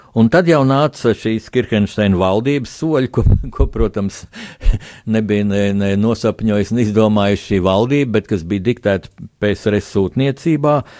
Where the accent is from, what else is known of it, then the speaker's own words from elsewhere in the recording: Latvia; mēs visi esam latvieši